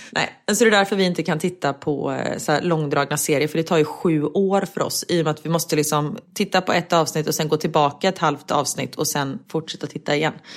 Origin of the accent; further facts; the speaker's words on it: Sweden; moved away; om jag hade varit hemma i Sverige